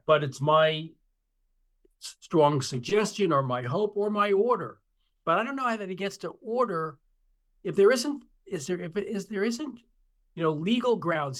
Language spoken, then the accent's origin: English; Long Island, New York, United States; the district in which I grew up on Long Island